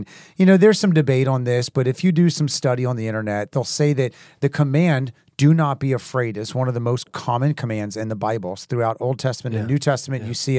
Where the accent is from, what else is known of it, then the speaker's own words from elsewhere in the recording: Haiti; me growing up in Haiti and places